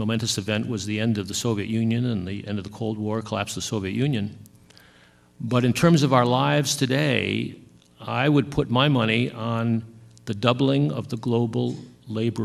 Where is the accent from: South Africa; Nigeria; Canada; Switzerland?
South Africa; I come from South Africa